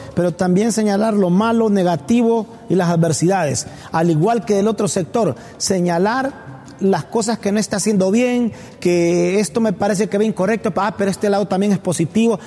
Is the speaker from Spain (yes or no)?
no; Honduras; como hondureños